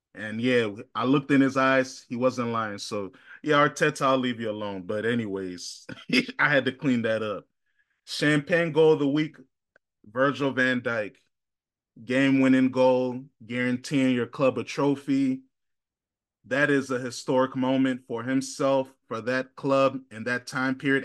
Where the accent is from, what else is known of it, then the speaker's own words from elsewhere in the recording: United States; I'm an American Ghanaian. I'm the only person in my immediate family that was born in America, but I have a crazy allegiance to Ghana